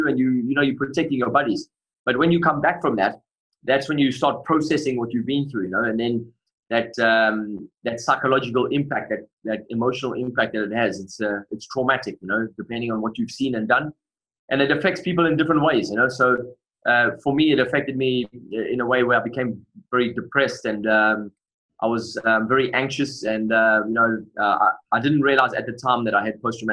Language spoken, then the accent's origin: English; Durban, KwaZulu-Natal, South Africa; accent: South African; moved away as an adult; also born or lived in England; now in Bucharest, Romania; I grew up in South Africa. I grew up in a place called Durban on the East Coast.